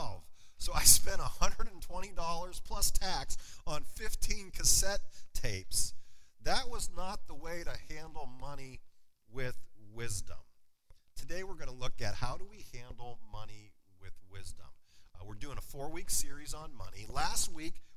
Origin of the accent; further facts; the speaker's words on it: Wattsburg, Pennsylvania, United States; my hometown. Anybody ever been to or heard of Wattsburg, Pennsylvania before?